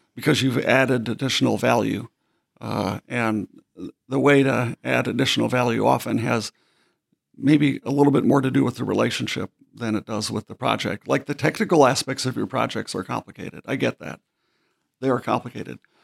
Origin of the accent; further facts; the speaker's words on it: Baxter, Minnesota, United States; I'm from Minnesota, as you know. So coming from, from Baxter, Minnesota, which is pretty much the, a dot at the very center of the state of Minnesota